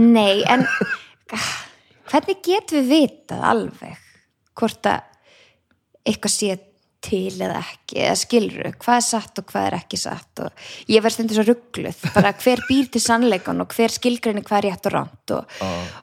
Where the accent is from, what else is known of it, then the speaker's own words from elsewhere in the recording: Garðabær, Capital Region, Iceland; elst ég bara upp í Garðabæk